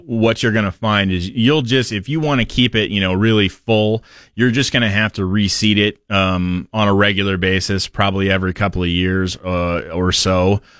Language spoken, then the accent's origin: English; Portland, Oregon, United States; I grew up in Portland